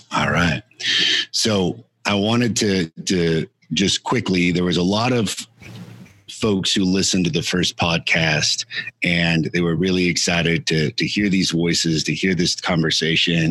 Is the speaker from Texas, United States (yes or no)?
yes; El Paso, Texas, United States; my hometown and where Cassandra and I are currently calling home El Paso, Texas